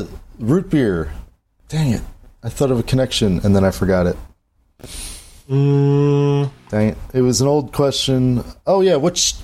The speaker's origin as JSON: {"language": "English", "region": "New Jersey", "country": "United States", "also_born_or_lived": "West Coast", "moved": "yes", "said": "I'm from New Jersey. Yeah. I speak like this."}